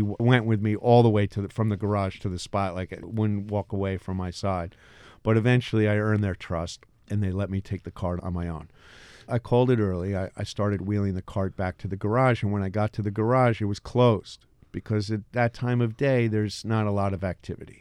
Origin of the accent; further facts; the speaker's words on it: Elberon, New Jersey, United States; moved away; also born or lived in Long Branch, New Jersey; I grew up in Elberon.